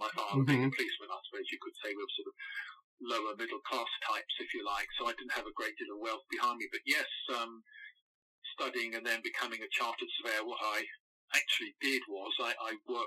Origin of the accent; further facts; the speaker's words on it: London, United Kingdom; also born or lived in Norwich; I was brought up in South London